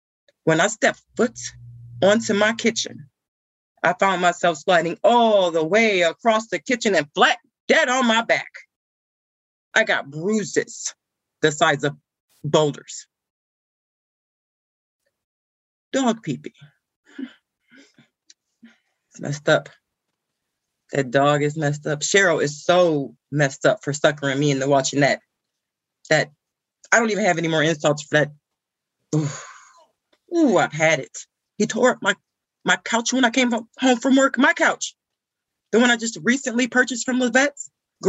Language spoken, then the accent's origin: English; Ohio, United States; I'm from Ohio